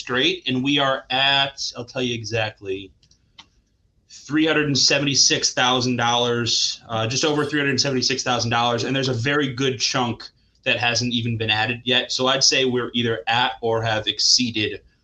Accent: Schaumburg, Illinois, United States; I'm from Schaumburg

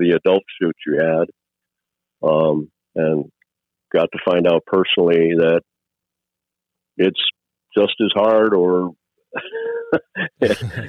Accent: Wisconsin, United States; I grew up in Wisconsin

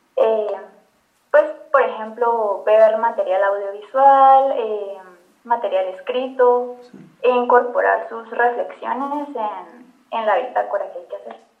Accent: Guatemala; como guatemaltecos

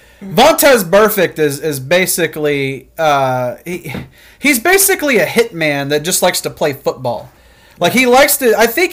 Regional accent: Illinois, United States; And I'm from Illinois

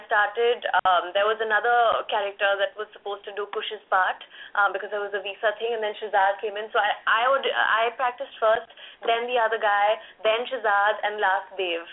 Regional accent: India; as Indians, you use the English language in a certain way

